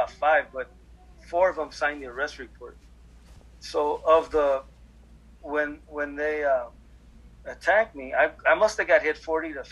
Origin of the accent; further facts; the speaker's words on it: Los Angeles, California, United States; I grew up on Whittier